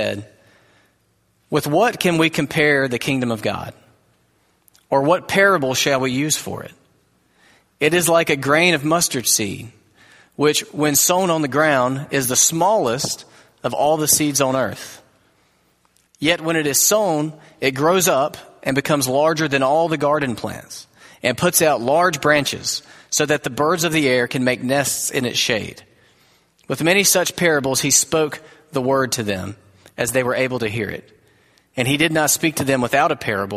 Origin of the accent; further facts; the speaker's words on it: United States; We are American Christians